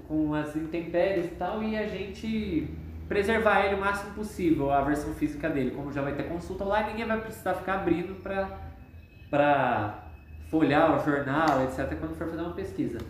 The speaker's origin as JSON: {"language": "Portuguese", "town": "Londrina", "region": "Paraná", "country": "Brazil", "tie": "born or raised there", "said": "eu sou daqui de Londrina mesmo, nasci e morei aqui a maior parte da minha vida."}